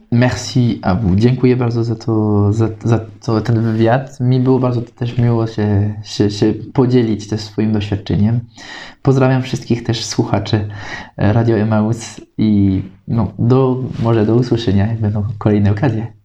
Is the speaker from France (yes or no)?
yes; France; Polish is a second language; moved away as an adult; now in Kraków, Poland; ja jestem Francuzem